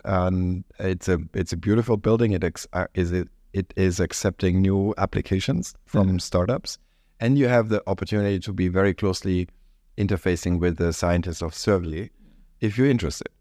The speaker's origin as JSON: {"language": "English", "country": "Germany", "moved": "yes", "said": "this is specifically true in my home country and yours, Germany"}